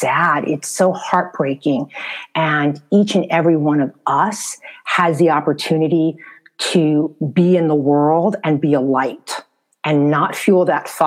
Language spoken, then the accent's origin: English; New York City, New York, United States; moved away as an adult; also born or lived in Bronx / Harlem; now in Los Angeles, United States; I was born and raised in New York City.